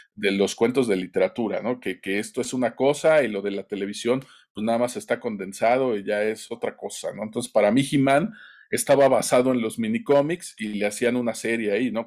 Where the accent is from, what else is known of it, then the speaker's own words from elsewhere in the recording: Tlaxcala, Mexico; en mi pueblito aquí en Tlaxcala